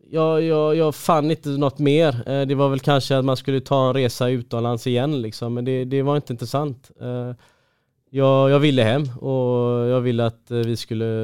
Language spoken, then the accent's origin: Swedish; Gothenburg, Västra Götaland, Sweden; Ja men hemma i Göteborg